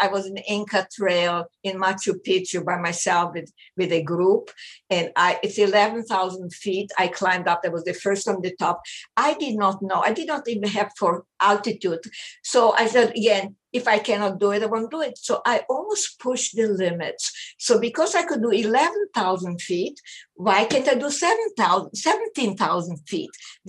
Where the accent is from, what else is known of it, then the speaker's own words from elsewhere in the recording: Israel; I grew up in Israel for 9 years.